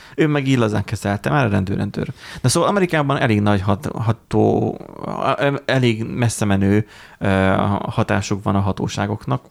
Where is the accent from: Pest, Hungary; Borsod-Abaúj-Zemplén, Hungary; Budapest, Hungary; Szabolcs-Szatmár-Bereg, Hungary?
Borsod-Abaúj-Zemplén, Hungary; Borsodiak vagyunk